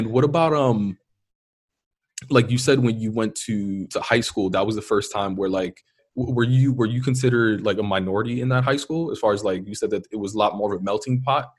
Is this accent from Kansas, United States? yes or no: no; New York City, New York, United States; first language Spanish